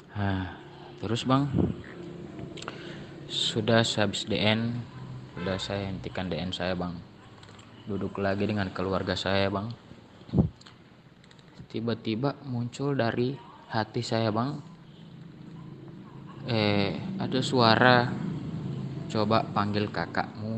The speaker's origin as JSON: {"language": "Indonesian", "region": "Gorontalo", "country": "Indonesia", "said": "Saya berasal dari Gorontalo."}